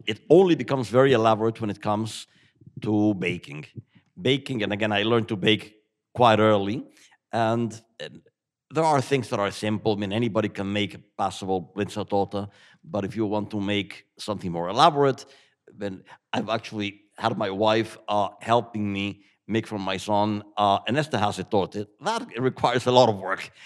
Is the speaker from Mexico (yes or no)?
yes; Mexico City, Mexico; moved away as an adult; now in Ireland; I grew up in Mexico, but eating uh, Wiener Schnitzel and Tafelspitz